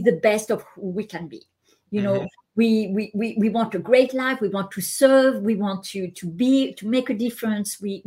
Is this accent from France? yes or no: yes; France; moved away as an adult; also born or lived in Hong Kong / Japan / Canada; I'm Asian by cultural background, but I was born and raised in France